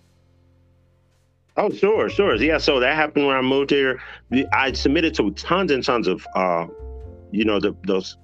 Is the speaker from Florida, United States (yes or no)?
no; Dallas, Texas, United States; moved away as an adult; now in Atlanta, United States; I've been in Dallas my whole life.